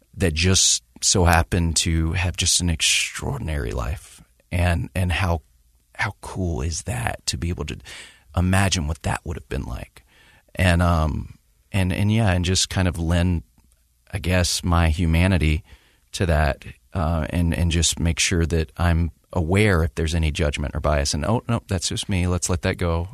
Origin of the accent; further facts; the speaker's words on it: the South, United States; growing up in the South